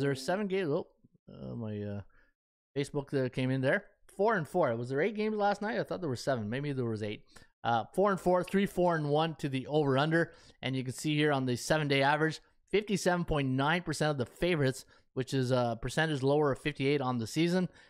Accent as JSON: {"language": "English", "country": "Canada", "said": "I'm a Canadian living in Ottawa, Ontario, Canada, and I grew up on the C F L"}